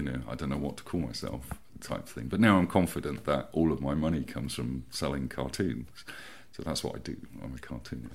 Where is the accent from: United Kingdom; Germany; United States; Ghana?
United Kingdom; Peterborough, East of England; also born or lived in Bishop's Stortford, Hertfordshire; now in Hove, United Kingdom; I was born in Bishop Stortford and we moved to Peterborough in Cambridgeshire mm-hmm. um, back in the 80s, uh, which I remember doing in the back of a van. So I must have been about eight or something.